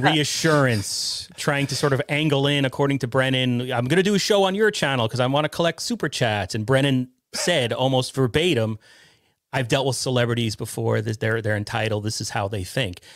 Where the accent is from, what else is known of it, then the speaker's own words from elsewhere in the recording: Westchester County, New York, United States; I'm from New York, right? I'm from Westchester County originally